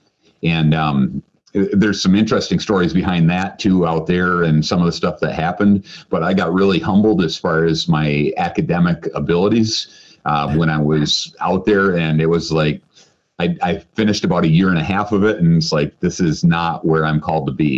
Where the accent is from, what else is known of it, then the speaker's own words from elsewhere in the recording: Grand Rapids, Michigan, United States; I grew up here. I'm actually fourth generation here in Grand Rapids